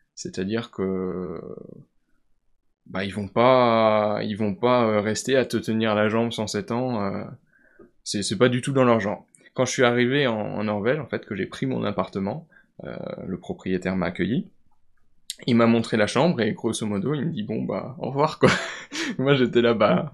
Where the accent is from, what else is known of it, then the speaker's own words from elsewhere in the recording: Vosges, Grand Est, France; je viens des Vosges, je suis originaire des Vosges